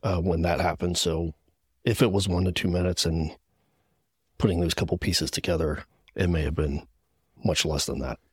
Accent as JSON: {"language": "English", "town": "Gettysburg", "region": "Pennsylvania", "country": "United States", "tie": "born or raised there", "said": "I'm from Gettysburg, P A. One of those P A guys"}